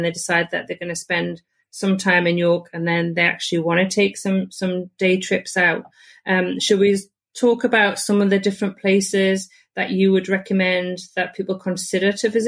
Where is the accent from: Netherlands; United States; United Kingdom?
United Kingdom; Because even I don't even think of that as a Brit.